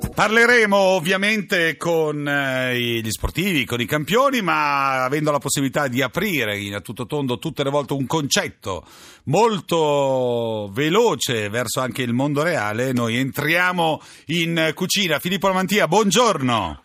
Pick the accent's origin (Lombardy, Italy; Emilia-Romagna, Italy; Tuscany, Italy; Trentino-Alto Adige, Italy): Tuscany, Italy; Livorno; da livornese